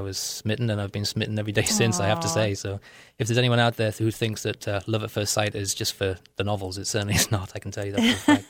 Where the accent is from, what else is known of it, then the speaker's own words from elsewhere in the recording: North West England, United Kingdom; accent: Liverpool; and Britain is a class structure, and I was working class. My accent is a Liverpool accent, or it's a mixed accent now.